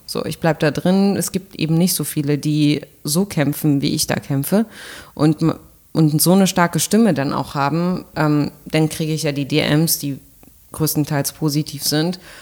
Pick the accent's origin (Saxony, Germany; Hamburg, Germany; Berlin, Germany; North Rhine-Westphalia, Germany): Berlin, Germany; ich bin Berlinerin